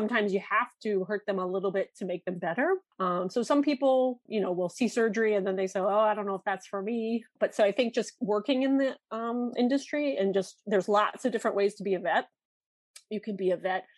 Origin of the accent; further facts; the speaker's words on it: Connecticut, United States; also born or lived in Wisconsin; I grew up in Connecticut